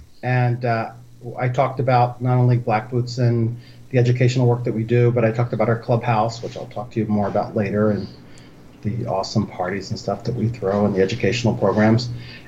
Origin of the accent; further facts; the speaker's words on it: Philadelphia, Pennsylvania, United States; So I'm 55 years old, and I grew up in Center City, Philadelphia, in the heart of the gayborhood. So I grew up in a very gay East Coast inner city neighborhood.